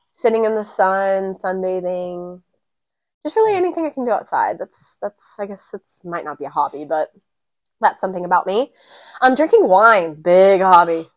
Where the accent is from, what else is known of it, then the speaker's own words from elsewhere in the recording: The Woodlands, Texas, United States; also born or lived in San Antonio, Texas / Memphis, Tennessee; I was born and raised here in Texas